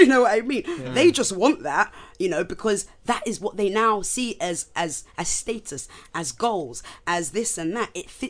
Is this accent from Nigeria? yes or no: yes; Nigeria; I'm Nigerian.